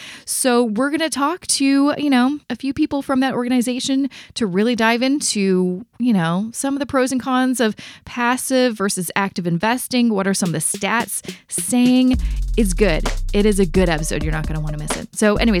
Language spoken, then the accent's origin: English; Canada; So you can find all the information about how to invest, not only as a Canadian, but also in that passive investing strategy that I talk about all the time on this show.